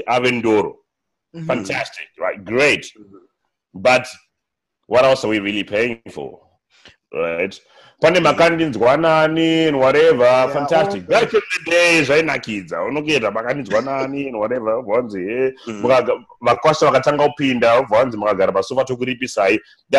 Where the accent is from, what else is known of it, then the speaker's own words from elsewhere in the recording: Zimbabwe; English is a second language; I got this at Harvard. I'm from Zimbabwe.